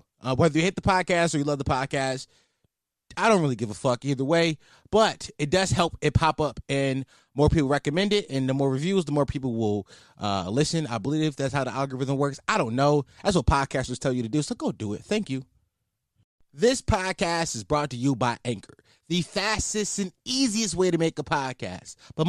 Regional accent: Philadelphia, Pennsylvania, United States; I'm from Philly. And, like, I knew, like, the city was pretty violent. Like, when people ask about Philly, I say it's a war zone because it's 100% a war zone.

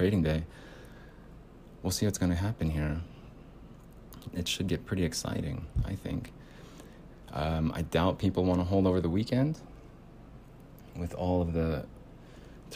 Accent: United States; The culture is different here in the United States as an American

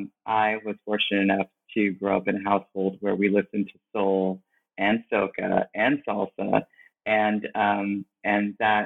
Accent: Brooklyn, New York, United States; I am from Brooklyn before it was artisanal, Brooklyn, New York, and I grew up in a family that was African-American, Afro-Caribbean, and Latinx.

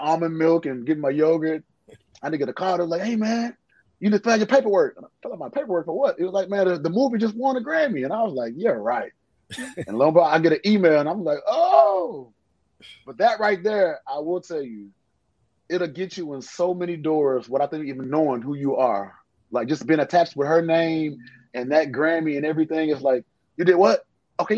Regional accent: Houston, Texas, United States; I'm from Houston

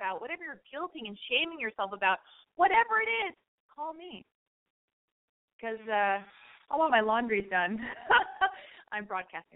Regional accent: Los Angeles, California, United States; also born or lived in West Hollywood; I was born and raised in Hollywood or West Hollywood

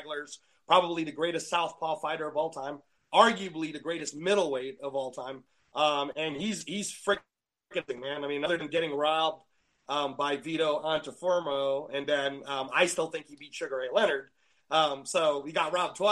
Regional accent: Philippines; in the Philippines, we were already heavily into boxing

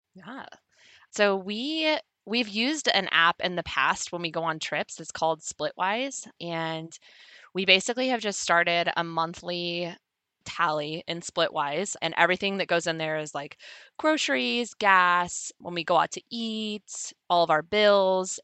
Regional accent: California, United States; I'm from California

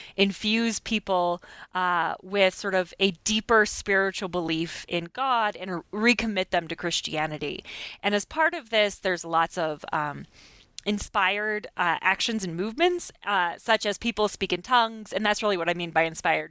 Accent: Blackfoot, Idaho, United States; moved away as an adult; also born or lived in Pocatello, Idaho / Michigan; Blackfoot, where I grew up, I was born in Pocatello, Idaho, and then grew up in Blackfoot

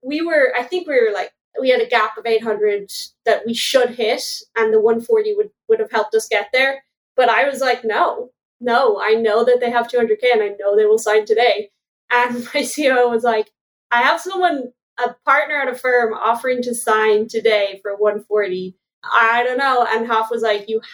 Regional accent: Ireland; I'm Irish

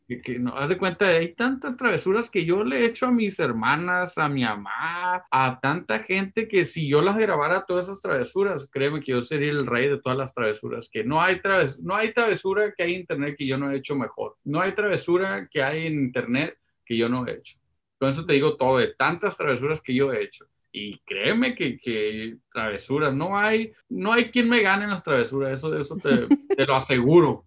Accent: Los Angeles, California, United States; Pues, yo sí nací en Sur Centro

